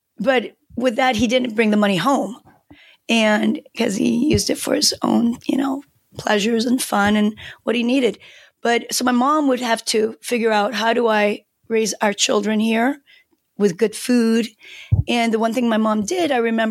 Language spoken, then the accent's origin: English; Seoul, South Korea; first language Korean; English is a second language; moved away; I grew up in a developing country. I'm from Seoul, Korea, South Korea.